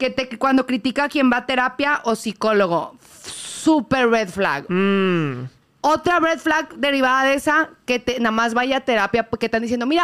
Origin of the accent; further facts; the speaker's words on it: McAllen, Texas, United States; Texas, soy niña frontera